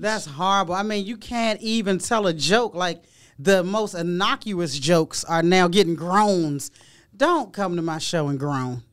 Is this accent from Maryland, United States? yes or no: yes; Prince George's County, Maryland, United States; I grew up in Prince George's County, Maryland